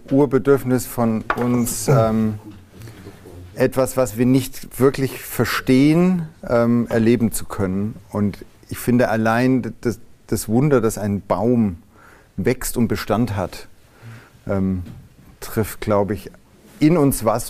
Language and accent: German; Rothenburg ob der Tauber, Bavaria, Germany; ich bin groß geworden am Taubertalhang.